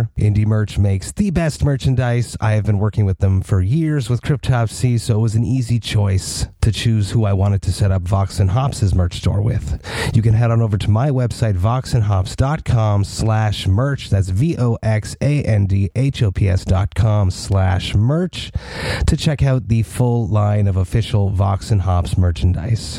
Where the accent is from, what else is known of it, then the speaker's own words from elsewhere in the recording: Montreal, Quebec, Canada; we're both from Montreal